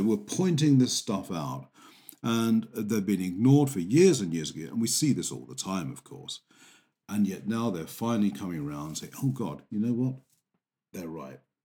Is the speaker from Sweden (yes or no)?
no; England, United Kingdom